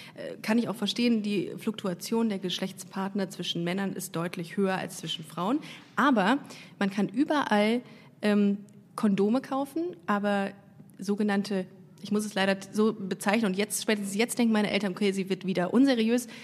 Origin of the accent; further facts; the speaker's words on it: Düsseldorf, North Rhine-Westphalia, Germany; now in Cologne, Germany; Also ich komme aus Düsseldorf